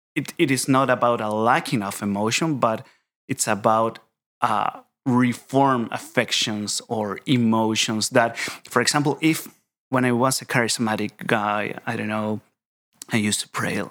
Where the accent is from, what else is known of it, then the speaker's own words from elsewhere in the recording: Chile; English is a second language; moved away as an adult; now in Edinburgh, United Kingdom; I am from Chile, Chile, South America. So I am here for my P H D studies in systematic theology